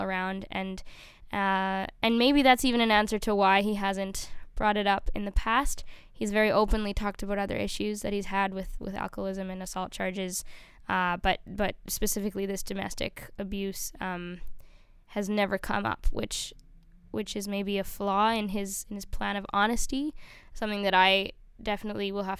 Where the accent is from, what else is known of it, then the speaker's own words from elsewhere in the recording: Canada; we as a Canadian people and with our Indigenous brothers and sisters have a difficult past